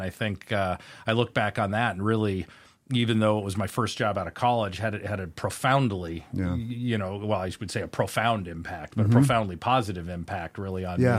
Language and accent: English; Spokane, Washington, United States; I was born and raised here in Spokane, Washington.